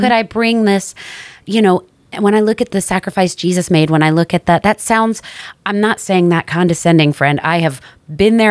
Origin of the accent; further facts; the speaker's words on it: New York, United States; I'm from New York.